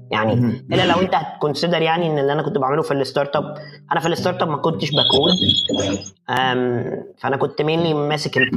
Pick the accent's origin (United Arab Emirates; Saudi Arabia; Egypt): Egypt; احنا ما عندناش للاسف في مصر شركات انترنت عملاقه